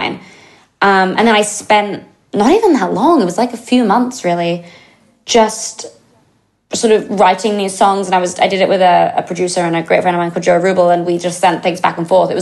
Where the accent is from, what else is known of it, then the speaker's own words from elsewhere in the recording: England, United Kingdom; I'm English